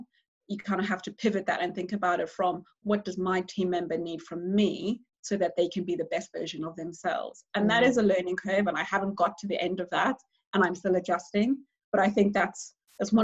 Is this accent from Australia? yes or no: no; South Africa; moved away as an adult; now in United Kingdom; being a South African, I think I took for granted how candid we are back home